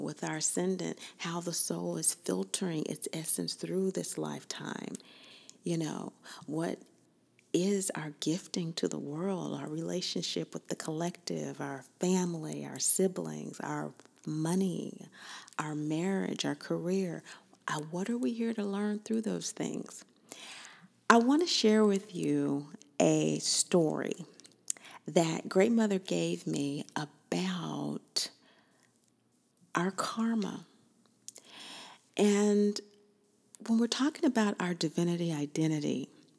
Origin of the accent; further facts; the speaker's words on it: Kansas, United States; I'm from Kansas